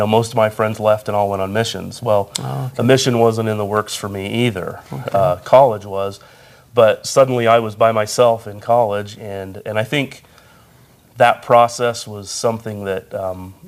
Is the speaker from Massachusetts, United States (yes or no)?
no; Sandy, Utah, United States; I grew up in Sandy, Utah